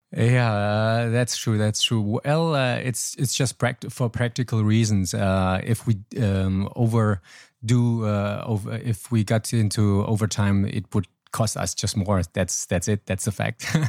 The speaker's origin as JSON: {"language": "English", "town": "Troisdorf", "region": "North Rhine-Westphalia", "country": "Germany", "tie": "born or raised there", "also_born_or_lived": "Laos / Hanoi, Vietnam", "second_language": "English", "moved": "as an adult", "lives_now": "Ho Chi Minh City, Vietnam", "said": "I was born in Laos. My parents moved uh, when I was four to Germany. Actually, we were boat people and then I grew up there, living there for 33 years"}